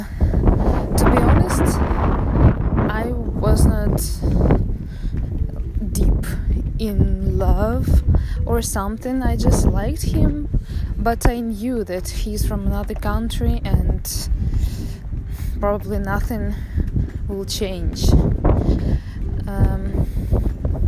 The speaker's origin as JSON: {"language": "English", "region": "Saint Petersburg", "country": "Russia", "moved": "as an adult", "lives_now": "Netherlands", "said": "I found myself in the Netherlands, because I'm from St. Petersburg. It's a huge and marvelous city in Russia."}